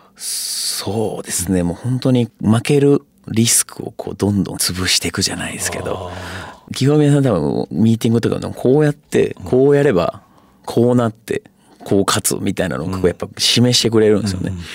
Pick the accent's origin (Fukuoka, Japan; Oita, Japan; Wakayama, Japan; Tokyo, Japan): Fukuoka, Japan; moved away as an adult; 福岡出身